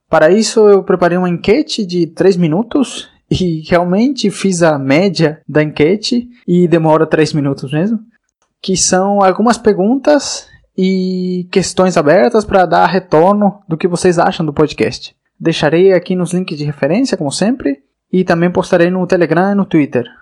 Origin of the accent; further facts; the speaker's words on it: Uruguay; also born or lived in Florianópolis, Santa Catarina, Brazil; now in Spain; eu sou uruguaio de nascença, mas eu morei no Brasil por mais de sete anos, na cidade de Florianópolis, em Santa Catarina